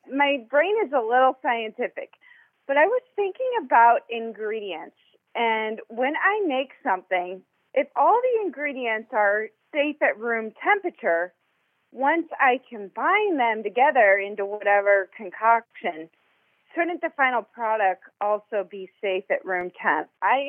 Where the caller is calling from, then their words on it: Illinois, United States; Near St. Louis, Missouri. It's in Illinois, but if I say Illinois, you'll think I'm a Cubs fan.